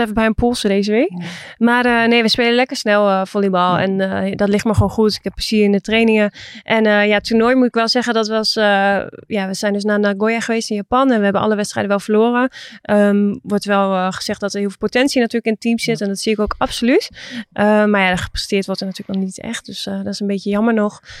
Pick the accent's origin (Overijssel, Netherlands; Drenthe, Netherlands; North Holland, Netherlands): Drenthe, Netherlands; Assen; Ik ben ook geboren in Assen.